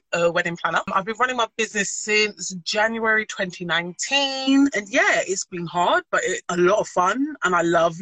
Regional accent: London, United Kingdom; also born or lived in Nottingham; I moved from Nottingham and I came back to London, South London Massive

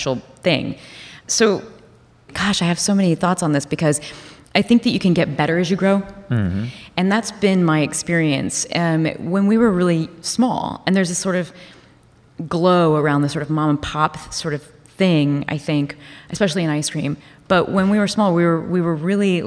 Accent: Columbus, Ohio, United States; I'm from Columbus, Ohio

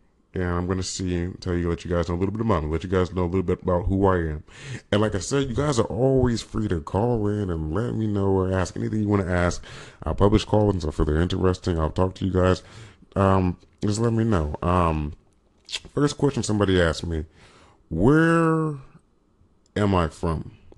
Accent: California, United States; Generally, I just tell people I'm from California. When people ask, I just say, generally, I'm from California.

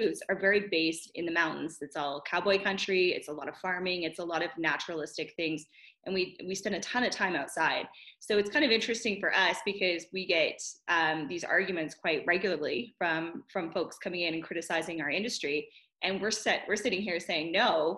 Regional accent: New Brunswick, Canada; my hometown and my area of the world in Canada

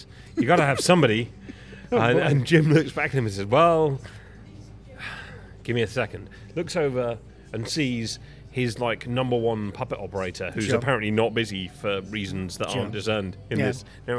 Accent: Worcester, West Midlands, United Kingdom; I'm from Worcester, which is just over the border, and is frankly a bit of a rural meh.

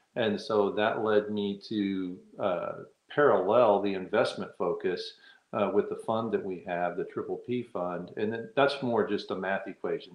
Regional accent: Texas, United States; now in Virginia, United States; I'm from Texas. I live in Virginia

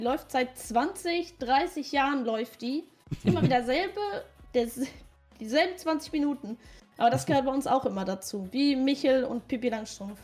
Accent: Rhineland-Palatinate, Germany; moved away; also born or lived in Ruhr area; bei uns in der Pfalz

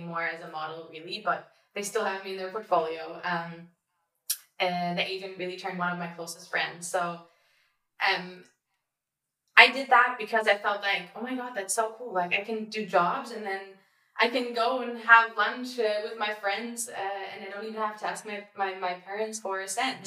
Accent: Berlin, Germany; I really had a really happy childhood. I was in Berlin

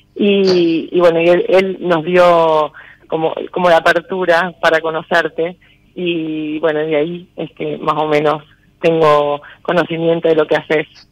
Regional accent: Corral de Bustos, Córdoba, Argentina; De Corral de Bustos, provincia de Córdoba.

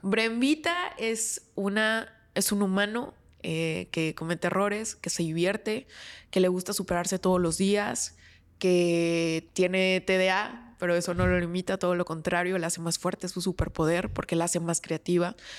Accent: San Luis Potosí, Mexico; moved away as an adult; now in Monterrey, Mexico; yo soy originaria de San Luis Potosí, me mudo a Monterrey para estudiar una maestría

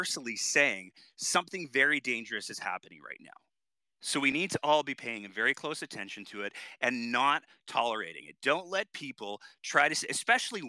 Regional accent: Canada; as a Canadian

